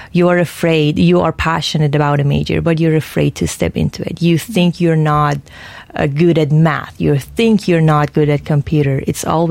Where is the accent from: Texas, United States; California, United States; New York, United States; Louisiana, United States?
Texas, United States; Houston; moved away; my hometown